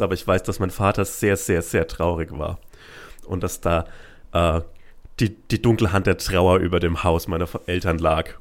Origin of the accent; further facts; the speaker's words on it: Franconia, Germany; moved away as an adult; also born or lived in Bielefeld; now in Berlin, Germany; als Franke